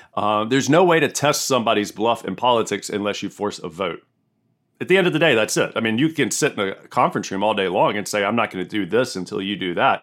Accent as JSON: {"language": "English", "region": "the South", "country": "United States", "said": "I'm from America and I'm from the South"}